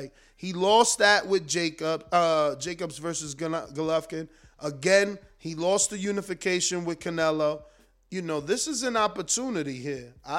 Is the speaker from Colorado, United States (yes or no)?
no; Long Island, New York, United States; because I'm from Long Island and I got to get sparring.